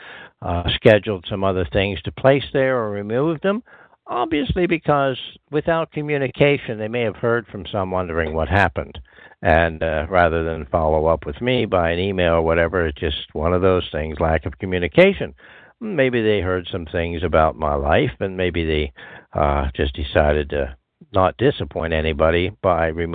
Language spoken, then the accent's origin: English; southwestern Pennsylvania, United States; moved away as an adult; also born or lived in Long Island, New York; settled here in southwestern Pennsylvania, my hometown, about November 2013